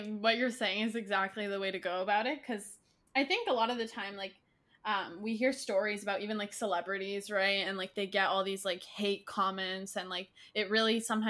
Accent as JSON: {"language": "English", "country": "Canada", "said": "I'm actually from Canada."}